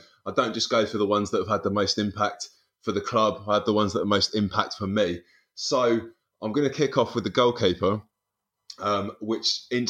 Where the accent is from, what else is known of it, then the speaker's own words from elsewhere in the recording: Sutton, London, United Kingdom; My dad wasn't a Palace fan, and I grew up in Sutton, where you were sort of in the middle between Wimbledon, Palace, and then Sutton United and Carshalton Athletic.